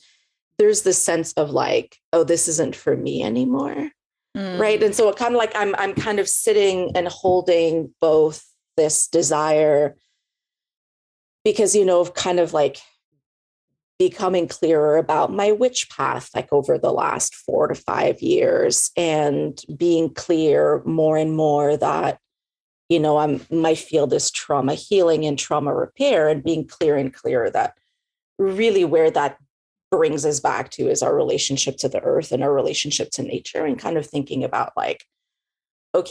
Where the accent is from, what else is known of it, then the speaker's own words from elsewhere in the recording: Montreal, Quebec, Canada; moved away as an adult; also born or lived in Victoria, British Columbia; now in Texas, United States; I'm originally from Montreal in Quebec, and then I moved to Texas 15 years ago